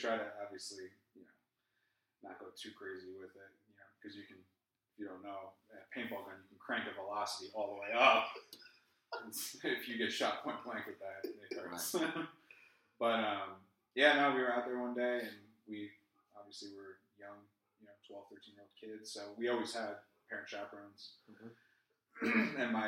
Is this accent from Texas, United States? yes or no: no; southwest Connecticut, United States; I was born and raised up in Connecticut